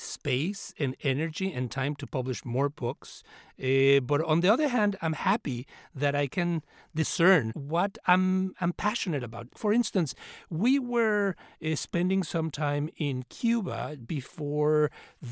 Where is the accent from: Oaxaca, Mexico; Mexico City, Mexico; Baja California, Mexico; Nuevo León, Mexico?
Mexico City, Mexico; now in United States; I grew up in Mexico City and came to this country as an immigrant